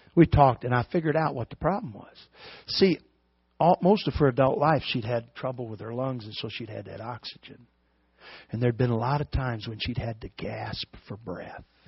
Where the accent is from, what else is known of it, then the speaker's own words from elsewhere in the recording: Bean Blossom, Indiana, United States; I'm from Bean Blossom, Indiana